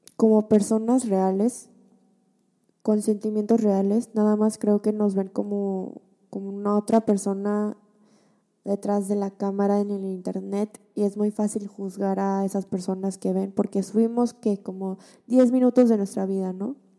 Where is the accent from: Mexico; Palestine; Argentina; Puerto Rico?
Mexico; moved away as an adult; now in South Korea; Yo desde chiquita que crecí en México con una familia coreana